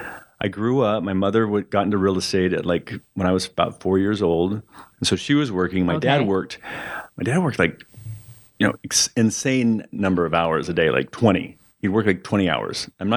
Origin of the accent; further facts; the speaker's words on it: Arroyo Grande, California, United States; also born or lived in San Luis Obispo, California / Pomona, California; I grew up there. We always called it Arroyo Grande, but I guess everyone's calling it Arroyo Grande now.